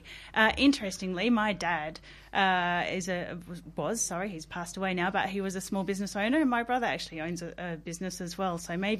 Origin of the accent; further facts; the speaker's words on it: Coober Pedy, South Australia, Australia; I spent the first 13 years of my life growing up in the outback town.